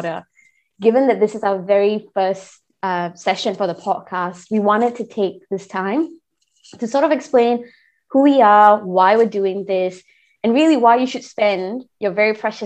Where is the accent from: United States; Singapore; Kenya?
Singapore; moved away as an adult; also born or lived in Tasmania, Australia; now in Victoria, Australia; Born and raised in Singapore, obviously, but I'm currently located in Australia, Victoria